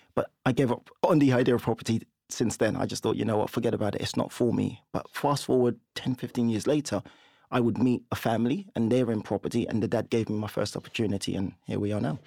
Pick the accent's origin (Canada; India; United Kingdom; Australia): United Kingdom; London; also born or lived in Nigeria; we grew up in Camberwell, and we had a two-bed flat. We moved from Nigeria.